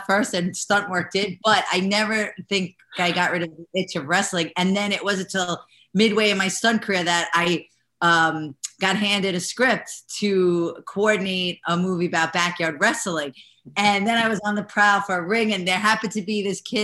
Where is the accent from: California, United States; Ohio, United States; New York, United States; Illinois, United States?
New York, United States; accent: New York Italian American; I'm a New Yorker